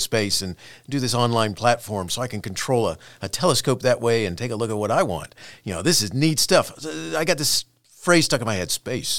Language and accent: English; Florida, United States; growing up in Florida during a time when the Apollo missions were constantly going up